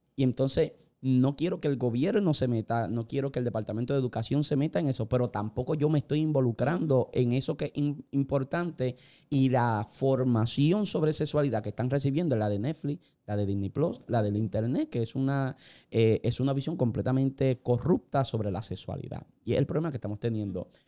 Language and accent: Spanish; Puerto Rico; Nosotros prácticamente somos una colonia americana. Nosotros somos un Estado libre asociado.